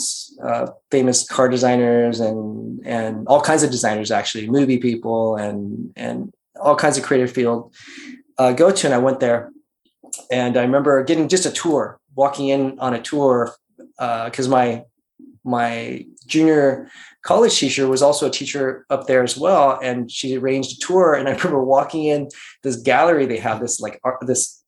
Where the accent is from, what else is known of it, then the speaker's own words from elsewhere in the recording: Las Vegas, Nevada, United States; moved away as an adult; also born or lived in Singapore; now in California, United States; I grew up my childhood life in Vegas from second grade until I got out of high school